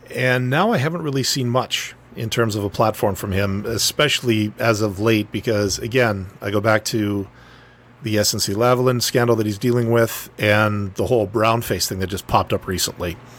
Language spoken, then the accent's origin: English; northern Manitoba, Canada; dude from, you know, butt crack northern Manitoba, enough talking about my hometown